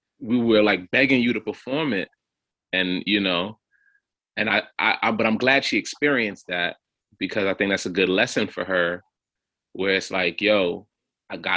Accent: New York City, New York, United States; I'm from Flatbush, Brooklyn, and there's a lot of Haitians here.

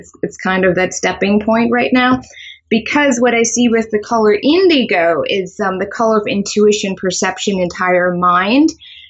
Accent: Germany; English is a second language; moved away as an adult; now in United States; I am originally from Germany, and I moved here to the U.S. about 8 years ago. I think it's been 8 years or 9 years.

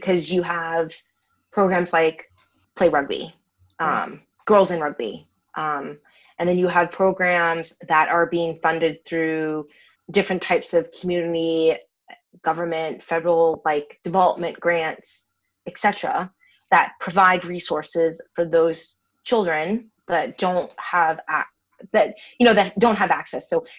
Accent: Massachusetts, United States; I'm from Massachusetts, but I don't have a Massachusetts accent, thank God.

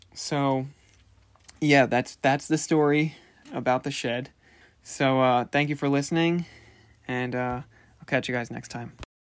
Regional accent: Commack, New York, United States; we're from Comac

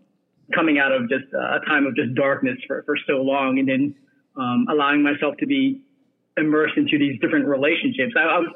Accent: Ohio, United States; also born or lived in England / Cambodia (ancestry); I was really brought up, grew up in Ohio, where my dad was able to find some work there as a chemical engineer.

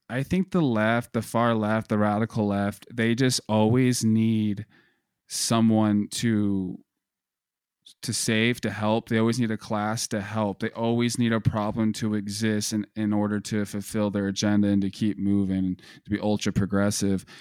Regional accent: United States; Being an American, we're, we're raised and we're growing up on this heavy propaganda

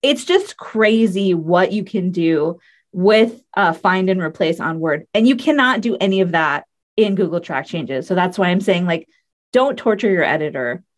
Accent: United States; we're from the U.S.

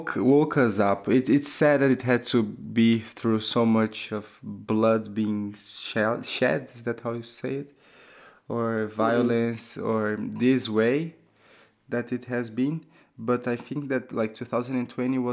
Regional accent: Brazil; I'm from Brazil

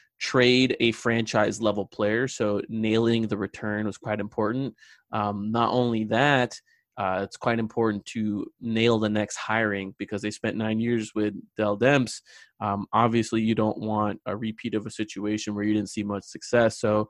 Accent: India; also born or lived in Australia; Well, yeah, I'm Indian. I lived in Australia for about 4 years when I was young.

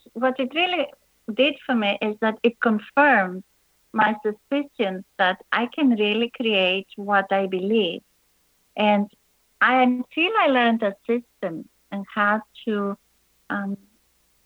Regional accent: Athens, Attica, Greece; moved away as an adult; also born or lived in London, England / New York; now in Florida, United States; I was born in Athens, Greece, and then after high school, I moved to London, England to study

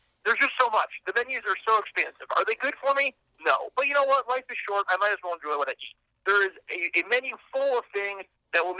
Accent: Midwest, United States; I am also growing up in the Midwest

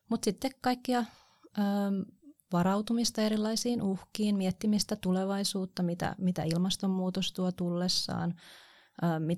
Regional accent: Kotka, Kymenlaakso, Finland; rakas kotikaupunkini. Siellä olen syntynyt ja siellä olen kasvanut.

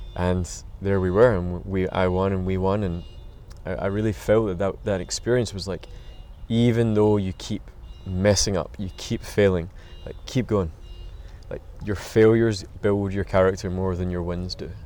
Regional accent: Glasgow, Scotland, United Kingdom; I grew up in Glasgow, Scotland

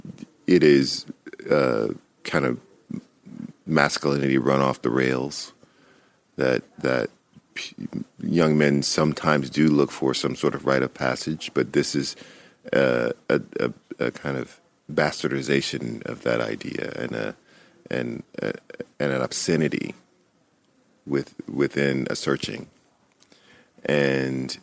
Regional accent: Louisiana, United States; in Louisiana, everybody had guns. I didn't know of a single house in my hometown where people didn't have guns

